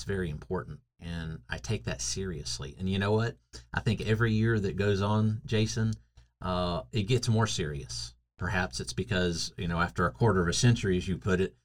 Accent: North Carolina, United States; moved away; in the state of North Carolina, my home state

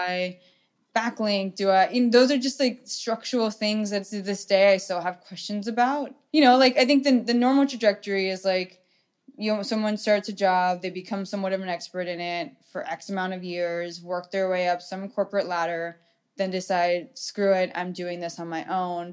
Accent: Orange County, California, United States; I grew up in Orange County

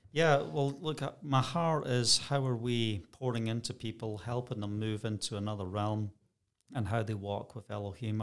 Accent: Scotland, United Kingdom; moved away as an adult; also born or lived in Bracknell, Berkshire; I'm Scottish

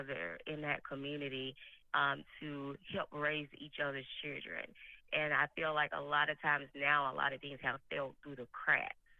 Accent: Mississippi, United States; now in Phoenix, United States; Growing up in Mississippi

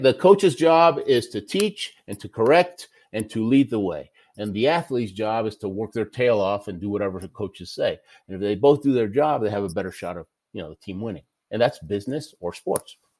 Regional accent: Houston, Texas, United States; also born or lived in Argentina; I lived in Houston, Texas most of my life. I was born in Argentina

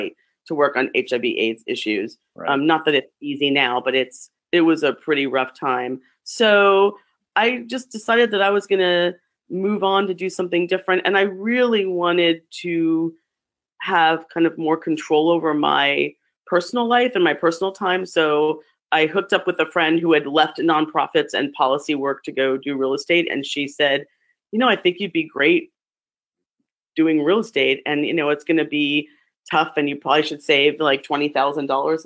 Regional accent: New Jersey, United States; moved away as an adult; also born or lived in Philadelphia, Pennsylvania / Spokane, Washington; now in Seattle, United States; I was raised in what I call the motherland, which is New Jersey. and I went to Rutgers College. So I spent my formative years in New Jersey

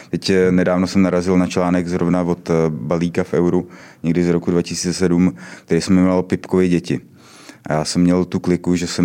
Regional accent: Mělník, Central Bohemian Region, Czechia; also born or lived in Poděbrady; Já nejsem z poděbrat, já jsem z Mělníka.

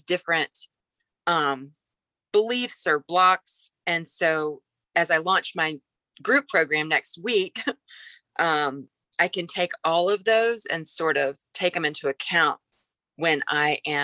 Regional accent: the South, United States; I'm from the South

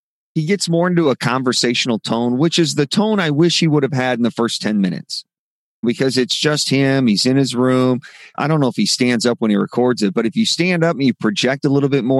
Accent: Midwest, United States; I grew up in the Midwest.

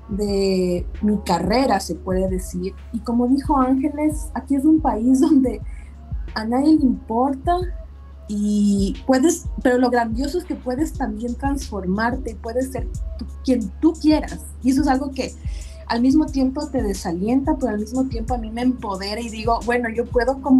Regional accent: Ecuador; moved away as an adult; now in Washington, United States; yo soy ecuatoriana, eh, me casé con un americano y por eso estoy viviendo aquí en Washington. Pero en Ecuador yo tenía mi carrera profesional muy eh, establecida

